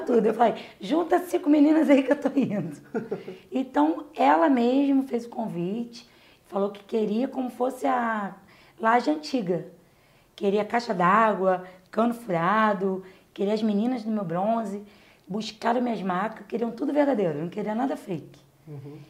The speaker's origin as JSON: {"language": "Portuguese", "region": "Rio de Janeiro", "country": "Brazil", "tie": "born or raised there", "said": "eu fui nascida e criada na Vila Aliança"}